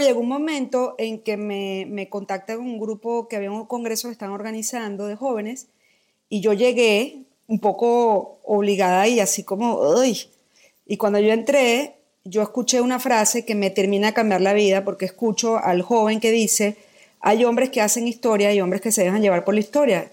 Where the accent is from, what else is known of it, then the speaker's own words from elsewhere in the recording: Caracas, Capital District, Venezuela; moved away as an adult; also born or lived in Philippines; now in Mexico; Yo nací en Caracas, Venezuela, cumplo este año 50